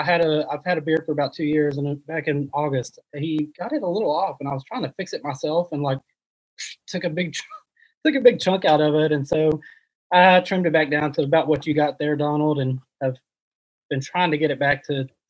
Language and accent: English; Virginia, United States; I'm actually from Virginia originally. Yeah.